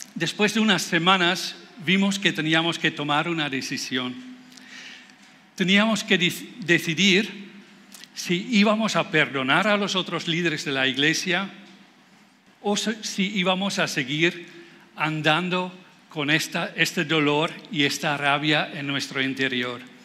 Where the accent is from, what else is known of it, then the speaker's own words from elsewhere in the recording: Netherlands; Spanish is a second language; moved away as an adult; now in Spain; yo soy holandés, por eso suena un poco raro